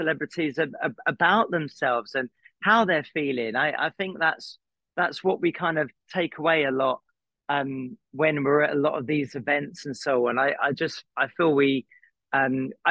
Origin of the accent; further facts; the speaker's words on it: Croydon, London, United Kingdom; moved away as an adult; now in Los Angeles, United States; I'm from Croydon